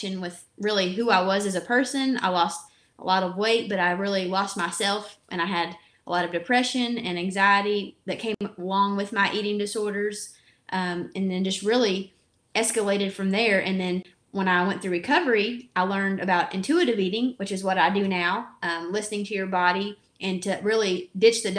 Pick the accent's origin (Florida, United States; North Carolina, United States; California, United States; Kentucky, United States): Kentucky, United States; accent: Kentucky; I grew up in Kentucky. The accent does not lie. So I definitely have the Kentucky accent.